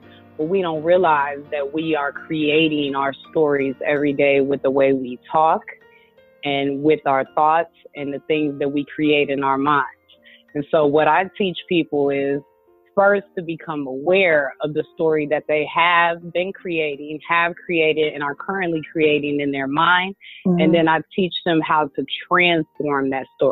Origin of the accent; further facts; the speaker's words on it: Chicago, Illinois, United States; moved away as an adult; now in California, United States; I'm originally from Chicago, and that's where I was born and raised.